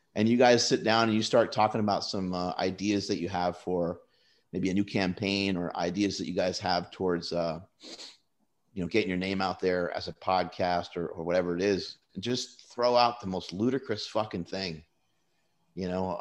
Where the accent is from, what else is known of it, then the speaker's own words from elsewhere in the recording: United States; I was born in the United States